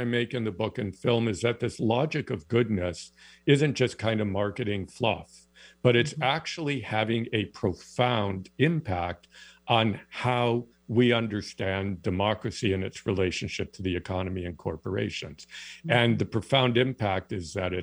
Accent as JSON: {"language": "English", "town": "East Lansing", "region": "Michigan", "country": "United States", "tie": "born or raised there", "moved": "yes", "lives_now": "Canada", "said": "I grew up in East Lansing, Michigan"}